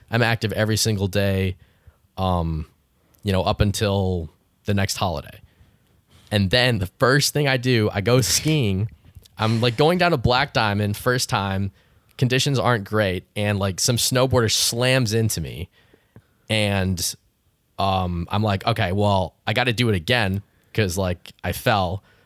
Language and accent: English; Canada; I grew up in Canada